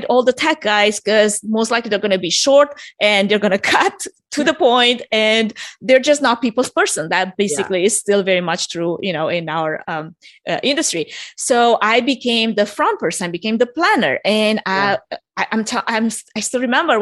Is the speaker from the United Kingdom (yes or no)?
no; Romania; moved away; I'm originally from Romania for anyone that's sensing an accent